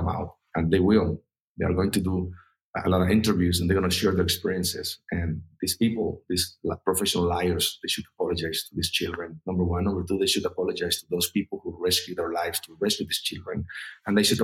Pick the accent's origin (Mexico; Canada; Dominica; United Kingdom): Mexico; I'm from Mexico